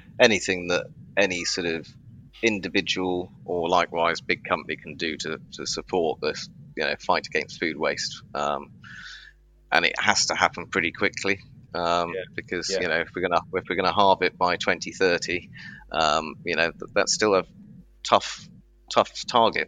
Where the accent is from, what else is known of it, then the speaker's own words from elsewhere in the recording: Hereford, West Midlands, United Kingdom; moved away; I'm from Hereford originally.